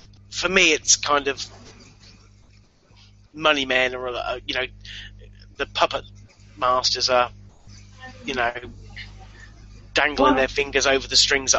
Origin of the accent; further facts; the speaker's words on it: England, United Kingdom; I'm English.